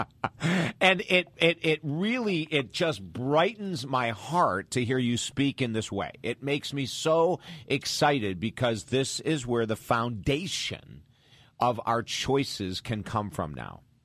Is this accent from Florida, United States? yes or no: no; Syracuse, New York, United States; moved away; I'm from Syracuse, New York, right down the road, originally from Syracuse, New York